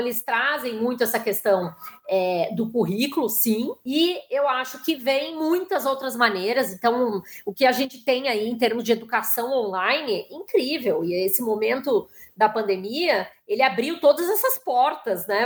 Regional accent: Porto Alegre, Rio Grande do Sul, Brazil; moved away as an adult; now in São Paulo, Brazil; eu sou de Porto Alegre e moro em São Paulo já há 20 e poucos anos

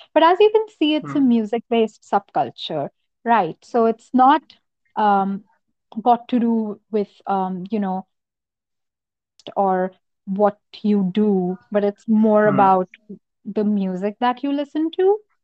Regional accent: Noida, Uttar Pradesh, India; also born or lived in Lucknow, India / Jaipur, India; I'm from Noida and it's very hot here.

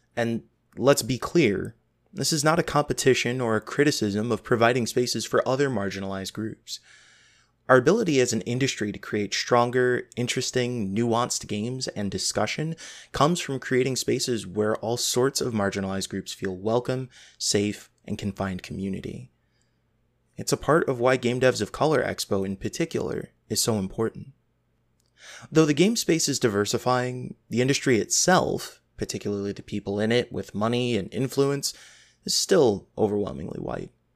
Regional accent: Midwest, United States; I'm from the Midwest

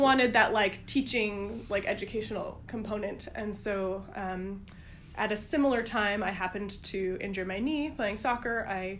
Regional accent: Vermont, United States; moved away; also born or lived in Massachusetts; Born in Massachusetts, but raised in Vermont.

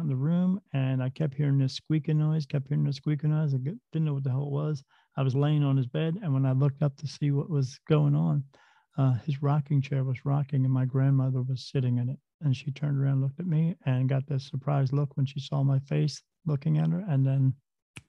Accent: New Jersey, United States; I grew up in New Jersey. Right next to the Delaware River, we lived in a small town where there was a battlefield there

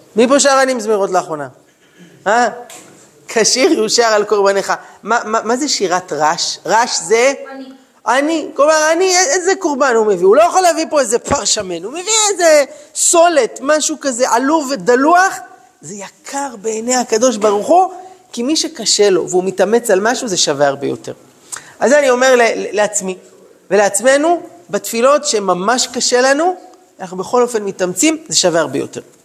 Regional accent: Jerusalem, Jerusalem District, Israel; אני גדלתי בירושלים, בשכונה של דוסים

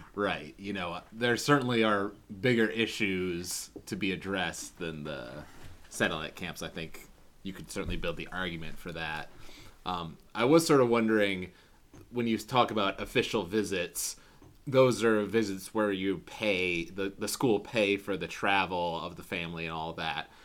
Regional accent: Michigan, United States; also born or lived in Ohio; growing up in Michigan, going to school in Michigan

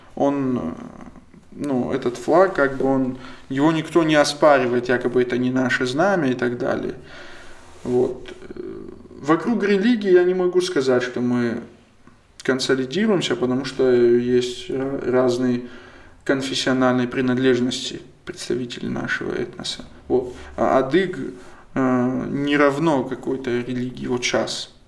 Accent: Kabardino-Balkaria, Russia; Russian is a second language; я, допустим, кабардинец

